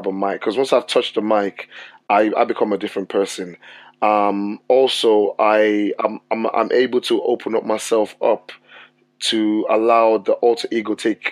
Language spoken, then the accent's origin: English; Lagos, Nigeria; moved away as an adult; also born or lived in Portsmouth, United Kingdom; now in United Kingdom; I was born in Portsmouth, and then I was taken back to Nigeria when I was about 5-6 years old. I came back to the UK when I was about 18 or 19